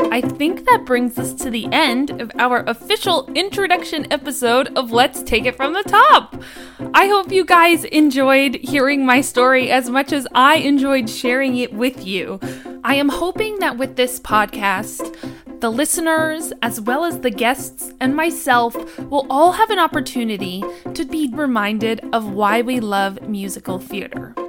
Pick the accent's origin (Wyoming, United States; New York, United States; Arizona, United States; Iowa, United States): New York, United States; Harrison; I am from Harrison, New York. So I live just a forty-five minute train ride away from New York City